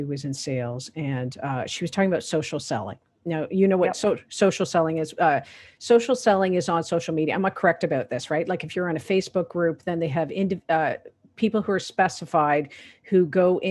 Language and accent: English; Canada; I'm a Canadian